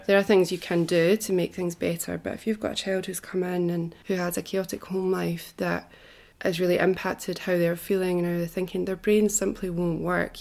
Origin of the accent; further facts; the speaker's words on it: Scotland, United Kingdom; moved away as an adult; also born or lived in Wanaka, New Zealand; now in Queenstown, New Zealand; I come originally from Scotland. I was brought up there and I lived there until I was 30.